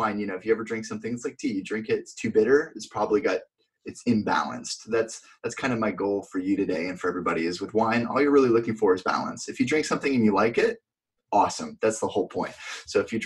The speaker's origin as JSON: {"language": "English", "region": "Vermont", "country": "United States", "tie": "born or raised there", "moved": "as an adult", "lives_now": "California, United States", "said": "I grew up in Vermont"}